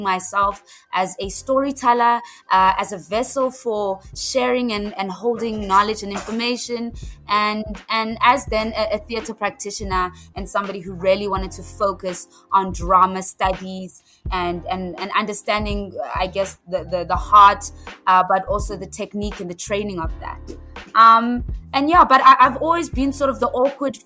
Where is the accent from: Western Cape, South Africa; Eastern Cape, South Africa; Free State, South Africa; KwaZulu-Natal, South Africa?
KwaZulu-Natal, South Africa; northern; now in Gauteng, South Africa; moving from northern KwaZulu-Natal